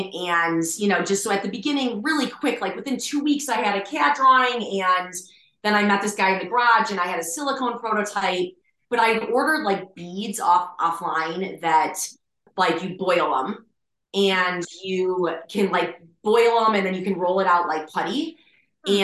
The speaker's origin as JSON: {"language": "English", "region": "Michigan", "country": "United States", "tie": "born or raised there", "moved": "yes", "said": "We're all from Michigan originally"}